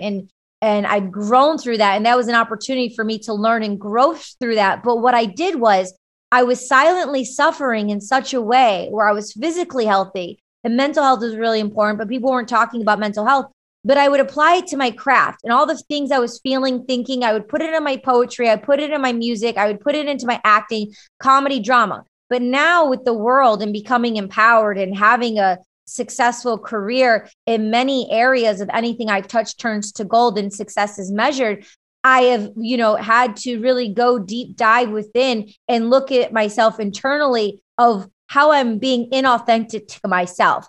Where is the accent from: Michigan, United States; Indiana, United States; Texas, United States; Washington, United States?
Michigan, United States; I grew up in Michigan with a big Greek family